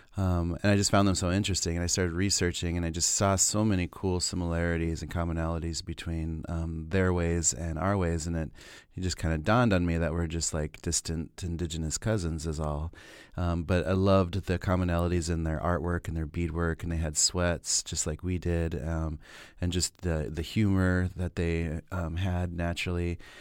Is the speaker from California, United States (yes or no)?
no; Pine Ridge, South Dakota, United States; moved away as an adult; also born or lived in Minneapolis; growing up on Pine Ridge and being, you know, a member of the Oglala Lakota